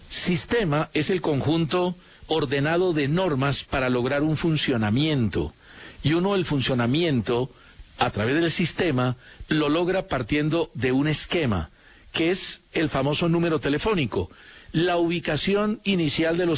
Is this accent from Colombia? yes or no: yes; Colombia; Yo sé que todos esperamos mucho del Guajiro, porque como colombianos conocemos su capacidad.